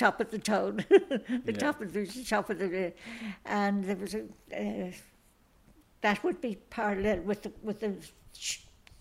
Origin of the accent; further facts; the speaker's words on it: Cork, Munster, Ireland; also born or lived in Blasket Islands; Where we lived in Tivoli in Cork